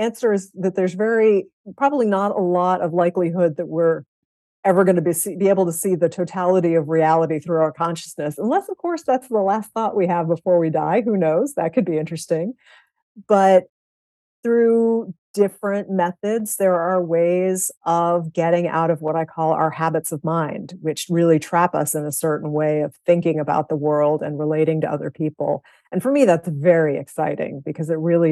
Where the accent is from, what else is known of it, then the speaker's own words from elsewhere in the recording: Salem, Massachusetts, United States; I grew up in Salem, Massachusetts